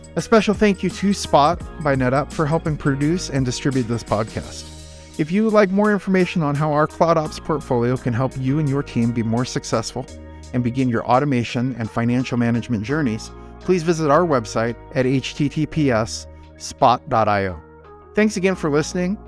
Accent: North Idaho, United States; moved away; I grew up in North Idaho

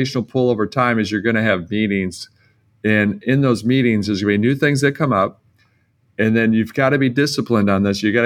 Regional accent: Detroit, Michigan, United States; I come from Detroit

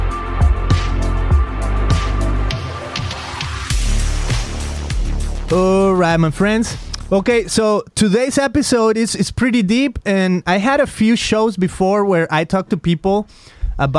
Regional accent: Mexico; now in Costa Mesa, United States; I'm from Mexico

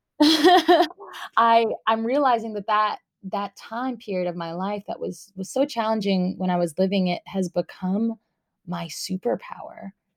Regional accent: North Carolina, United States; also born or lived in Long Beach, California / Orange County, California / Guatemala; I was born in Long Beach, California, um, and then when I was eight, moved to North Carolina with my mom.

